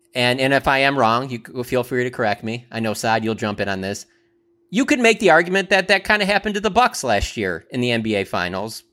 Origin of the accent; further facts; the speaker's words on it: Detroit, Michigan, United States; moved away; I'm from Detroit